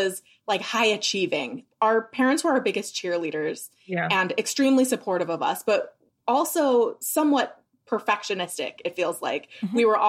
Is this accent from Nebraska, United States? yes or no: no; Idaho Falls, Idaho, United States; grew up in Idaho Falls, Idaho, so southeastern Idaho